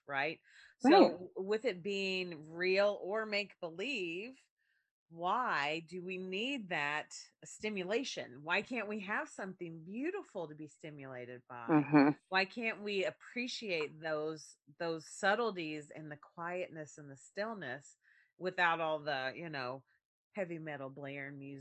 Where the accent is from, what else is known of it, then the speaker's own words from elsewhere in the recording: rural Kentucky, United States; there in my elementary, my sixth grade class, there were two pregnant girls. Okay. Rural Kentucky